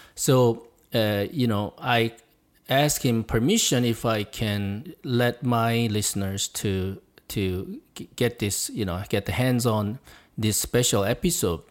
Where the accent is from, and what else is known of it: South Korea; English is a second language; moved away as an adult; also born or lived in Tennessee, United States